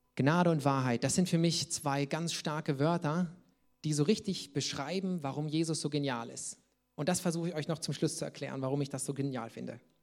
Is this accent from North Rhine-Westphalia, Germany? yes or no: no; Saxony, Germany; wo ich herkomme, sagt man Dicksch, das ist äh, sächsisch